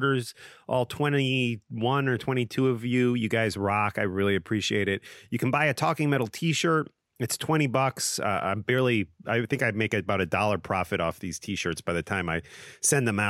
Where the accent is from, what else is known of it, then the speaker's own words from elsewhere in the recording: Maplewood, United States; my hometown, Maplewood